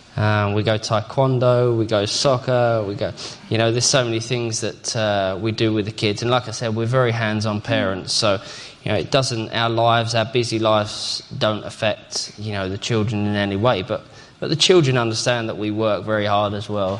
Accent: England, United Kingdom; proud to be part of that as an Englishman

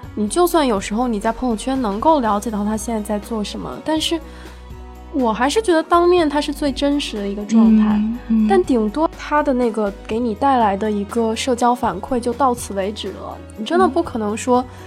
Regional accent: Shenzhen, Guangdong, China; also born or lived in Hunan; 我是很小的时候就跟着我爸妈去了深圳，大概三岁的时候，我老家在湖南嘛

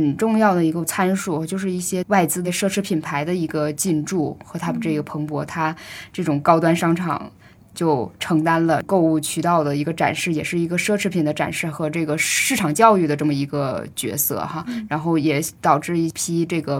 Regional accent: Northeast China, China; now in Dalian, China; 就是在那个我从东北的小镇来到大连，那是一个我我心里大城市，然后在大连第一次吃到那个吉野家啊。

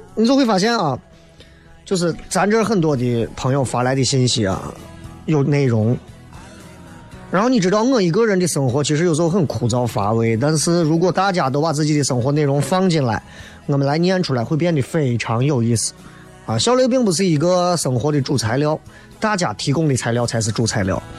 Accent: Xi'an, Shaanxi, China; accent: Xi'an dialect; 我说你们每天晚上开车都能听到西安话的

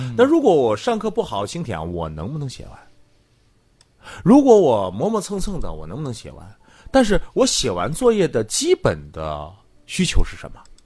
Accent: Greater Khingan region, near Mohe, Heilongjiang, China; moved away; 那老家非常远，在大兴安岭地区，离漠河，也就是北极村很近的，在大兴安岭地区里边儿，那个火车开到塔河，哎呦。过去是一个林场。

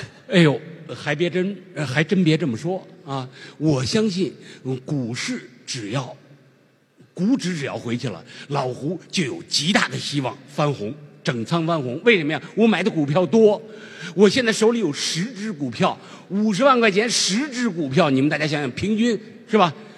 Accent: China; 作为一个中国人

